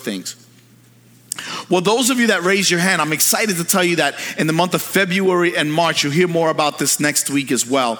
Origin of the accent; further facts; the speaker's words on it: New York City, New York, United States; now in Pennsylvania, United States; When I was a kid, I grew up in New York City